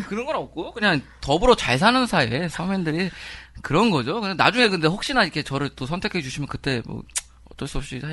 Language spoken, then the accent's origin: Korean; Seoul, South Korea; 제가 이제 서대문에서 태어나고 자랐기 때문에